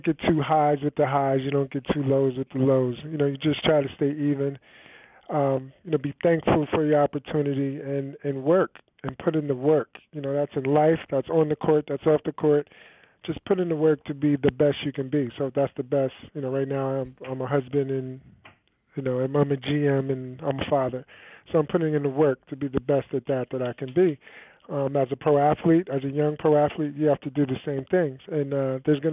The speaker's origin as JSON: {"language": "English", "town": "Peekskill", "region": "New York", "country": "United States", "tie": "born or raised there", "moved": "as an adult", "said": "I grew up in Peekskill, New York, outside of in Westchester County"}